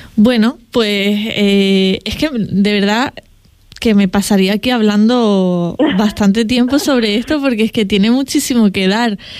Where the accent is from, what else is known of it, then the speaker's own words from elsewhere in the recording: Canary Islands, Spain; los canarios y canarias hablamos de la manera eh, en la que la hacemos